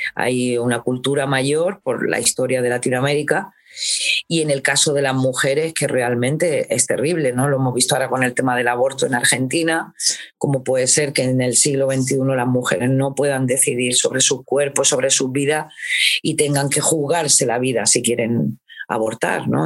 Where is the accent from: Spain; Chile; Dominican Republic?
Spain; Granada, Andalusia; moved away as an adult; also born or lived in Alcalá la Real; Mis padres se vinieron aquí a Granada y, y esta es mi ciudad, porque claro, en el pueblo yo he vivido añitos solamente, y aunque tengo un hilo ahí y un cariño a mi pueblo, porque es mi pueblo, pero Granada es mi ciudad. Entonces, bueno, aquí es donde he crecido